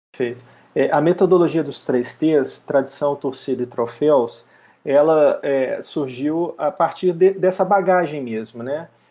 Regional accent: Belo Horizonte, Minas Gerais, Brazil; eu sou mineiro de Belo Horizonte

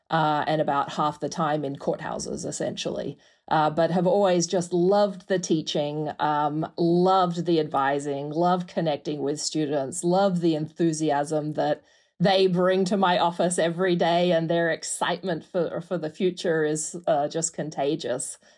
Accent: Perth, Western Australia, Australia; moved away as an adult; also born or lived in New York; now in Clemson, United States; Perth is so far away. I mean, if you channel through the globe from where I'm sitting right now, you'll come out in my hometown

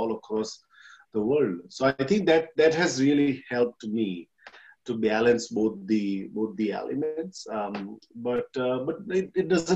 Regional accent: India; moved away as an adult; now in Australia; I'm from India, came here in Australia in 2007 as a migrant

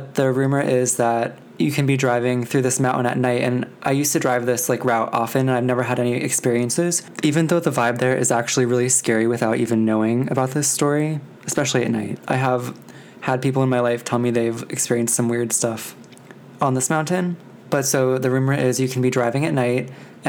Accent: Pennsylvania Coal Region, United States; my hometown

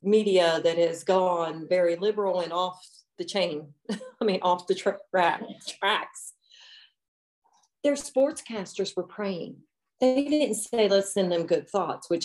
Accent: Cincinnati, Ohio, United States; I'm from Cincinnati area

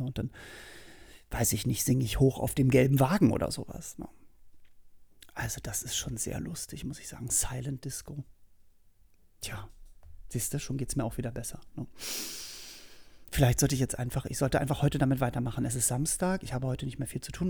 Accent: Berlin, Germany; bei uns in Berlin

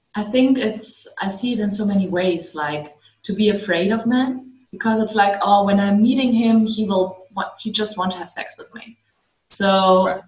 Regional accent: Germany; I'm I'm from Germany.

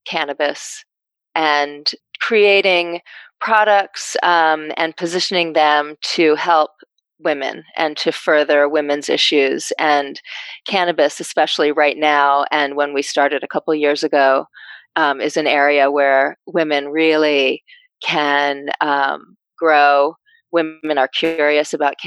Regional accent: New York, United States; moved away as an adult; now in Connecticut, United States; we're both from New York. We're both New Yorkers. I've only lived in Connecticut for a short time.

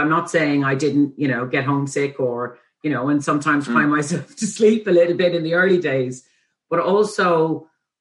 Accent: Dublin, Leinster, Ireland; also born or lived in Ethiopia; I grew up in Fox Rock around the corner from the college

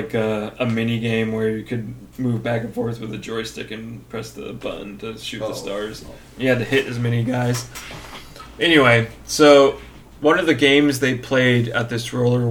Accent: Narragansett, Rhode Island, United States; Narragansett was my hometown. Narragansett. Hmm. Named after a Native American tribe.

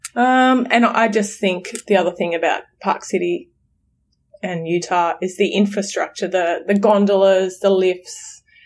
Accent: Australia; We're from Australia

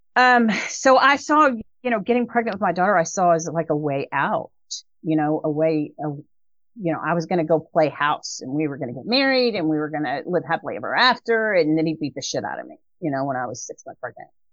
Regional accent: Dallas, Texas, United States; now in Waco, United States; we lived in a North Dallas area

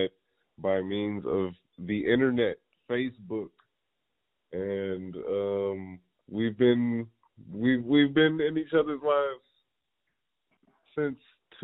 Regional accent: Ohio, United States; I was born in Ohio.

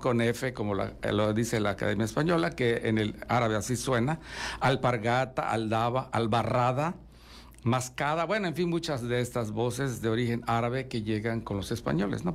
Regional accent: Yucatán, Mexico; somos eh, los yucatecos

